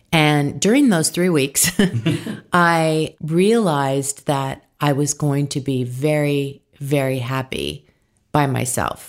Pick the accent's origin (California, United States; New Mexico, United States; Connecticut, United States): California, United States; San Diego; now in Hidden Hills, United States; I was born in San Diego, California